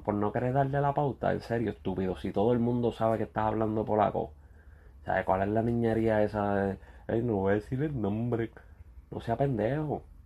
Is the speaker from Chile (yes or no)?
no; Ponce, Puerto Rico; somos de Ponce